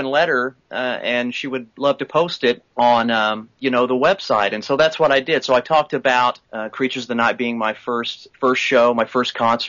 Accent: Oklahoma, United States; I'm from Oklahoma

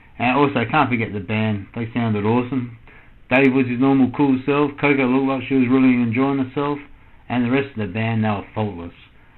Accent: Adelaide, South Australia, Australia; But my hometown concert of Adelaide, well, that just took it to another level.

